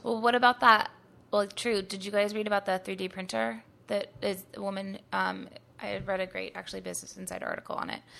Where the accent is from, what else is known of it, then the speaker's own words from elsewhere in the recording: Northern California, United States; moved away as an adult; also born or lived in New York / Los Angeles; I'm from Northern California